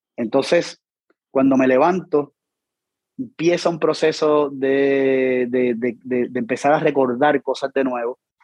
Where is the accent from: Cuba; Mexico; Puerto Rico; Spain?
Puerto Rico